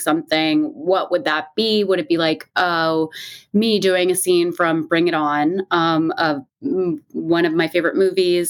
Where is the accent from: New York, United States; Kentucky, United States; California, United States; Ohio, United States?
California, United States; Seal Beach; I grew up in Orange County in Seal Beach, California